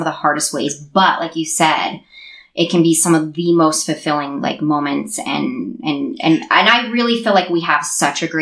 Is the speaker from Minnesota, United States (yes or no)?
no; Sandy, Utah, United States; I grew up in Sandy